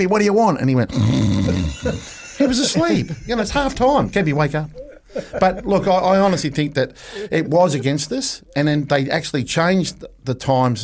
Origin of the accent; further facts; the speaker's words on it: Australia; now in New Zealand; as an Australian